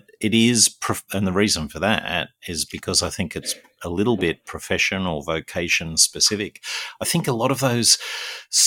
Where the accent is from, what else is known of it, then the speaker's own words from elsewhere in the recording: Newcastle, New South Wales, Australia; moved away; back in Newcastle, my hometown